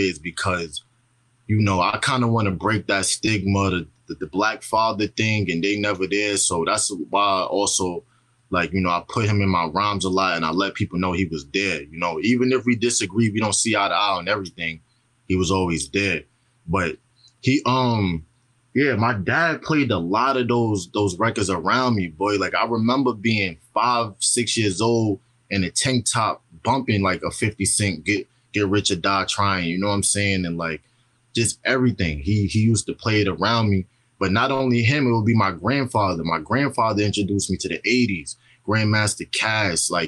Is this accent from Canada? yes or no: no; New York City, New York, United States; also born or lived in Texas / Long Island; I'm from Brooklyn, New York